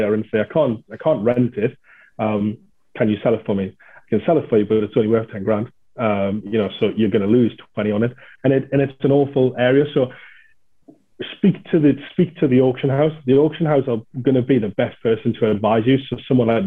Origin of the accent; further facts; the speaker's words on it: the North East, North East England, United Kingdom; I'm from the Northeast